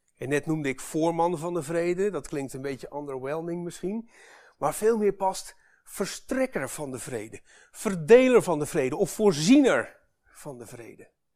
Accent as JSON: {"language": "Dutch", "country": "Netherlands", "said": "wij als Nederlanders"}